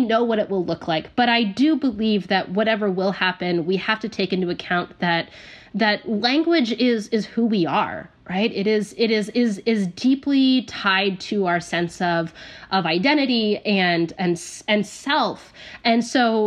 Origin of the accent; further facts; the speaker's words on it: United States; being an American